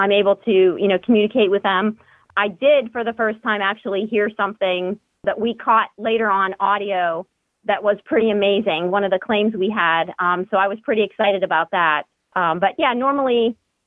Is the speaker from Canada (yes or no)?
no; Pittsburgh, Pennsylvania, United States; I grew up in the Pittsburgh area.